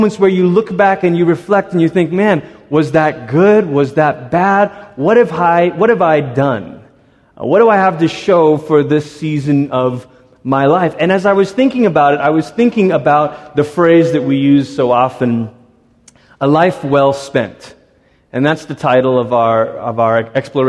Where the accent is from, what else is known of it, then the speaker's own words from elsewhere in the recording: Malaysia; moved away; also born or lived in Portland, Oregon, United States; My parents, our whole family, we moved from Malaysia to America, and we were coming to Portland, Oregon.